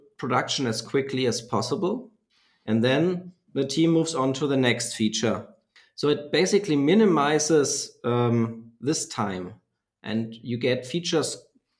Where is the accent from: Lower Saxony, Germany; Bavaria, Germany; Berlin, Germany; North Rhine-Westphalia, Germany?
Bavaria, Germany; a very small town south of Nuremberg; I'm from Germany and born in a very small town south of Nuremberg.